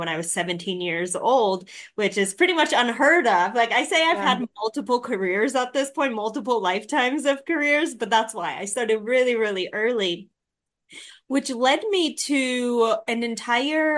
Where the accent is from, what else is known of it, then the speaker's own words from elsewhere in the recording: Chicago, Illinois, United States; moved away as an adult; also born or lived in Thailand; I'm from Chicago, next door to Tanya